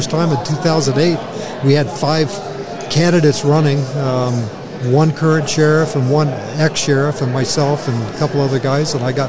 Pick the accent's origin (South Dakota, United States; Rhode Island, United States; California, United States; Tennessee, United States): California, United States; Sacramento; moved away as an adult; also born or lived in San Francisco Bay Area, California; now in Bonner County, Idaho, United States; I'm originally from the San Francisco Bay Area. I grew up in the Sacramento area, and then I moved back to the Bay Area to be a police officer.